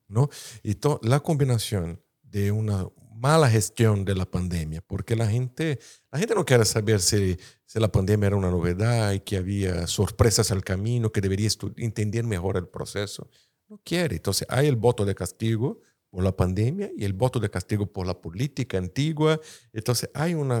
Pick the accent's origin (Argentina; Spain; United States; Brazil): Brazil; Spanish is a second language; soy brasileño